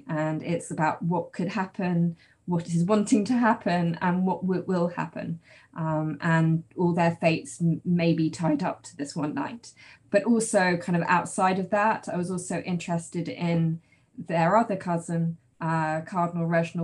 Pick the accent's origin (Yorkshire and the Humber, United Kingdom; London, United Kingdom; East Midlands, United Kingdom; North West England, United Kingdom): London, United Kingdom; I grew up in London